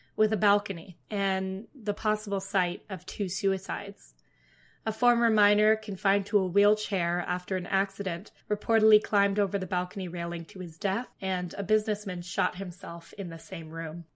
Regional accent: Ottawa, Ontario, Canada; moved away; I'm from Ottawa, the capital of Canada

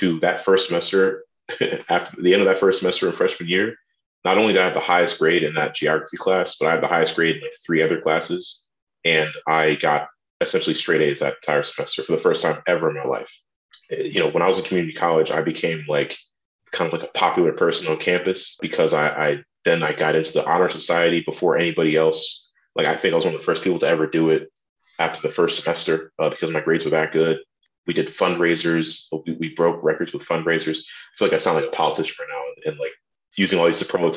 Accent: New Jersey, United States; also born or lived in France; I'm from New Jersey, and my mother, she is a French teacher, public school teacher in New Jersey

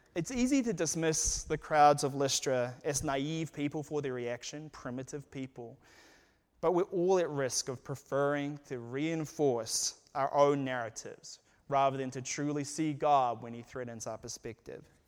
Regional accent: New Zealand; moved away as an adult; now in United States; I was from New Zealand

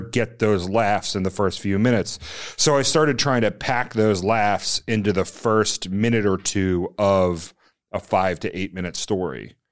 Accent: Virginia, United States; moved away as an adult; also born or lived in Washington, D.C.; I grew up in Virginia

